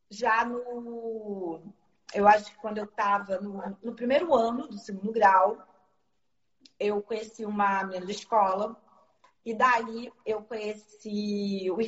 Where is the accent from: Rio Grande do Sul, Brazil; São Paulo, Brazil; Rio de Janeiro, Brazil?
Rio de Janeiro, Brazil; eu sou da Zona Norte do Rio, né? Nessa época a gente morava em Olaria, depois eu fui morar na Penha.